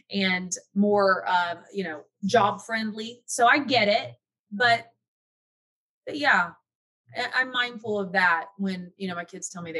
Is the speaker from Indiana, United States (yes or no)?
yes; Indiana, United States; moved away; I'm from Indiana, from the Midwest